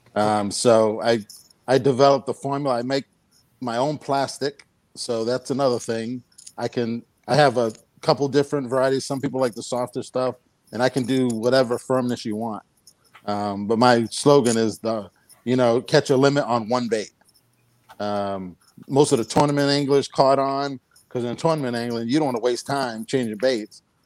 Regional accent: New Bedford, Massachusetts, United States; moved away as an adult; also born or lived in Fort Worth, Texas; I'm from New Bedford, Massachusetts

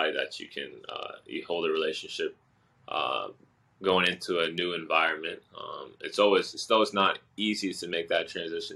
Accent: Boston, Massachusetts, United States; also born or lived in Osaka, Japan; I was born in Osaka, Japan, and I moved over to Boston when I was 4 years old, and I grew up there

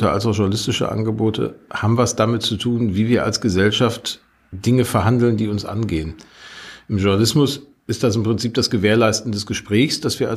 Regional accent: Gelsenkirchen, North Rhine-Westphalia, Germany; Also Gelsenkirchen, meine Heimatstadt, hat 1968 so viel Stahl gekocht wie keine andere Stadt in Europa

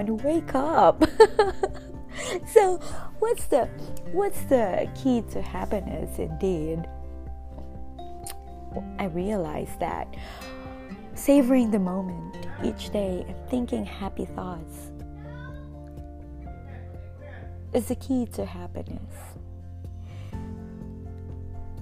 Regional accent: Philippines; moved away as an adult; now in Nashville, United States; I am originally from the Philippines. We moved here in the US back in 2018 for the sake of my job.

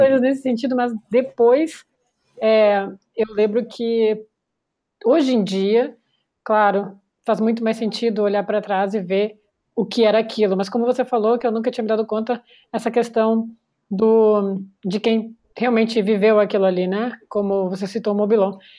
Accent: Porto Alegre, Rio Grande do Sul, Brazil; moved away; eu vim de Porto Alegre

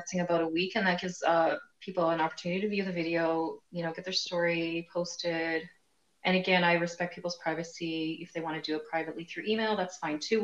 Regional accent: Canada; we are from Canada

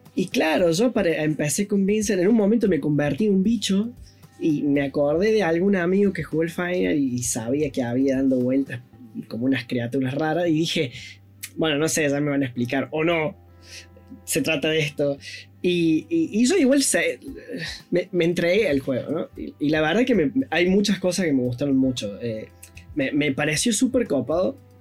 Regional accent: Córdoba, Argentina; Es cordobesa, es, de mi tierra natal

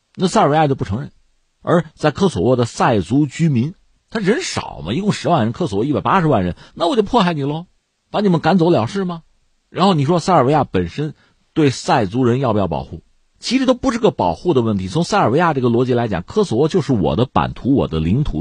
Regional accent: China; 房地产我们中国人也很熟悉

